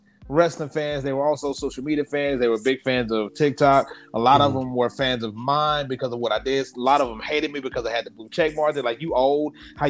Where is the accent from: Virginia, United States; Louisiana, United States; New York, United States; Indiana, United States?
Louisiana, United States; I'm from the South. I live in Louisiana. I was born and raised here.